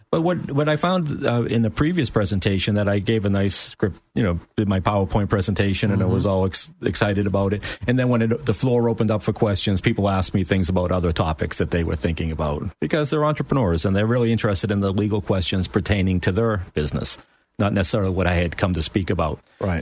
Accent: outside Boston, Massachusetts, United States; now in Florida, United States; I grew up just outside of Boston

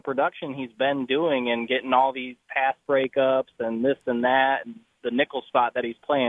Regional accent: Michigan, United States; now in Tennessee, United States; I'm from Michigan

